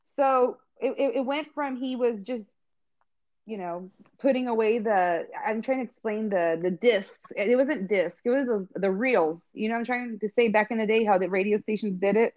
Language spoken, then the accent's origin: English; Visalia, California, United States; I grew up here in Visalia